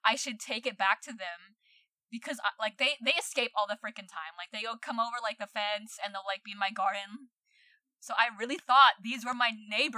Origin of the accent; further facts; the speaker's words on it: Philippines; English is a second language; now in New Zealand; I'm like, okay, like, I'm a permanent resident here, but I still have a Filipino passport. I'm a Filipino.